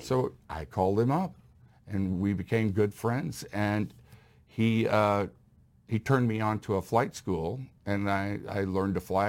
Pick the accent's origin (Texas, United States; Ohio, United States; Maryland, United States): Texas, United States; Houston; I grew up in Houston